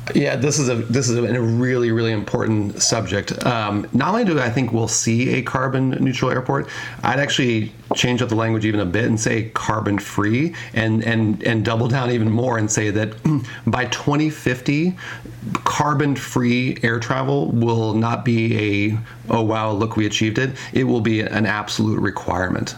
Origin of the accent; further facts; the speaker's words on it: Denver, Colorado, United States; now in Seattle, United States; I, I grew up in Denver, I live in Seattle now, but I grew up in Denver